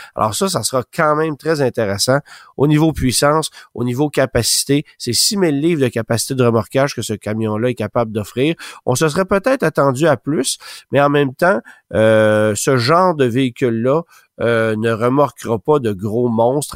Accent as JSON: {"language": "French", "country": "Canada", "said": "chez nous au Canada"}